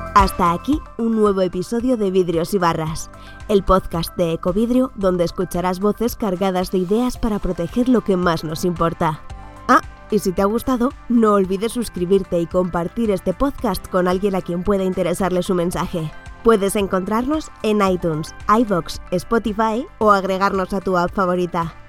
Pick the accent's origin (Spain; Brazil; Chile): Spain; Madrid, Community of Madrid; somos madrileñas